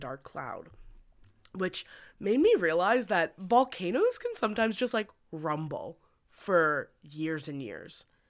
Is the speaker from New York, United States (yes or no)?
yes; Westchester, New York, United States; Whenever there were hurricanes in my hometown